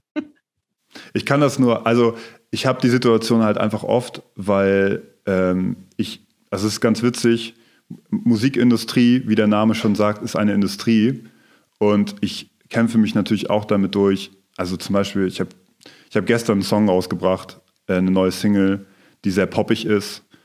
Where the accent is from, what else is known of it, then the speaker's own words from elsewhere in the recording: Rendsburg, Schleswig-Holstein, Germany; now in Kiel, Germany; ich komme aus der Nähe von Kiel, aus Rendsburg